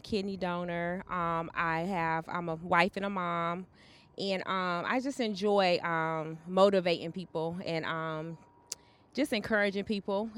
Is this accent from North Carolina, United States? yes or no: yes; Charlotte, North Carolina, United States; also born or lived in Florence, South Carolina; I was raised in Charlotte, but I was born in Florence, South Carolina